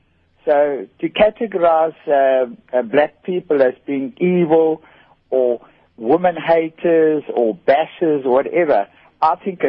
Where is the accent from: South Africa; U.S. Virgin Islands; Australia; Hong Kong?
South Africa; Transkei, Eastern Cape; I grew up with blacks in Transkei for 20 years. I worked with blacks all my life. And I've had the best black friends. Okay. I'm not frightened of a black at all. I regard him as my brother. I can speak Xhosa, speak English